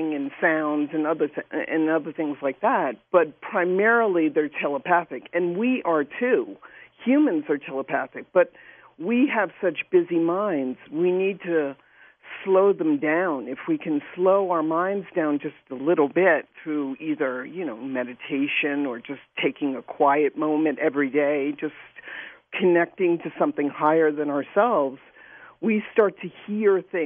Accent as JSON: {"language": "English", "town": "New York City", "region": "New York", "country": "United States", "tie": "born or raised there", "said": "I grew up in New York City"}